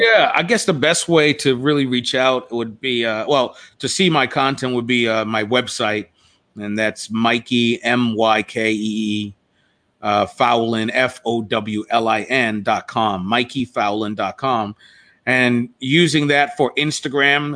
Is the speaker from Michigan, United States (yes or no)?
no; Toms River, New Jersey, United States; growing up in like a place like Tom's River, where I was one of few black students in the in the school that I attended, High School East